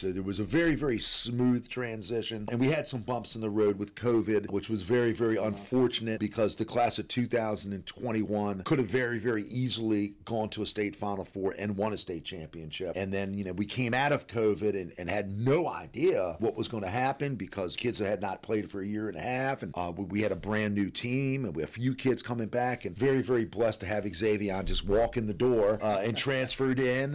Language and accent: English; Maryland, United States; I'm born and raised in Maryland